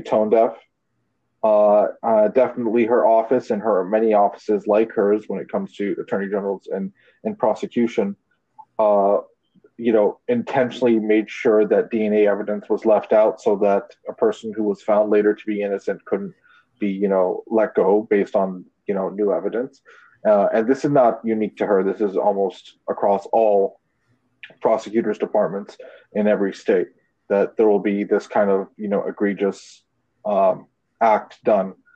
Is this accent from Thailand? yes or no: no; Canada; I'm Canadian